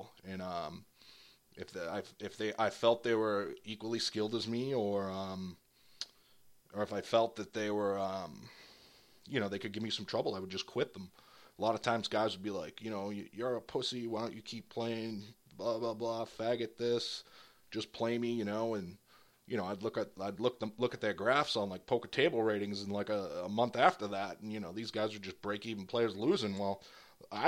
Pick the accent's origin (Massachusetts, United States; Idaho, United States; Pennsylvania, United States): Massachusetts, United States; near Boston; I moved out of my hometown